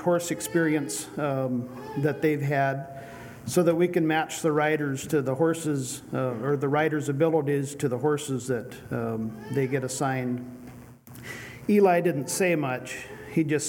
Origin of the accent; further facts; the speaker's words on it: Bonners Ferry, Idaho, United States; I'm from Bonners Ferry, Idaho